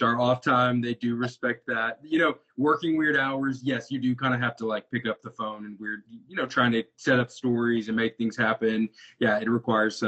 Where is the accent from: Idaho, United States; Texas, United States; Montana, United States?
Texas, United States; Wichita Falls; moved away as an adult; also born or lived in Austin, Texas / Tyler, Texas; now in Arkansas, United States; grew up in Wichita Falls, which is almost the Oklahoma border, Texas-Oklahoma border. Spent my entire, you know, childhood there